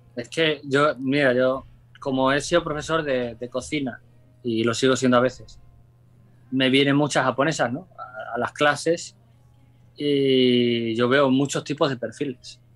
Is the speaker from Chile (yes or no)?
no; Mérida, Extremadura, Spain; moved away as an adult; now in Japan; mi tierra, Mérida, Extremadura